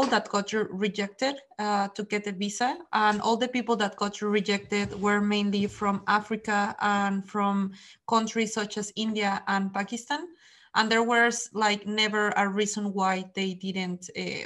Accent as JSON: {"language": "English", "country": "Mexico", "moved": "yes", "lives_now": "Netherlands", "said": "I am from Mexico"}